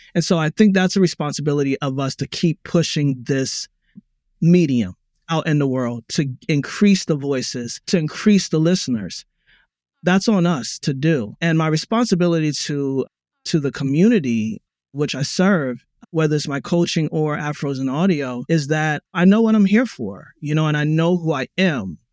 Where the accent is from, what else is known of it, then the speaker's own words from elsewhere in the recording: Baltimore, Maryland, United States; Black American, I was born in Baltimore